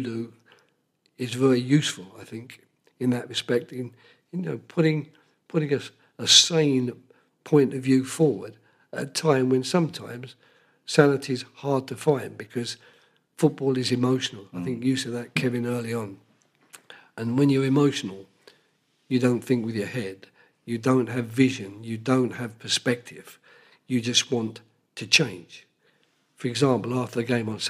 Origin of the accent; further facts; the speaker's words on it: England, United Kingdom; being English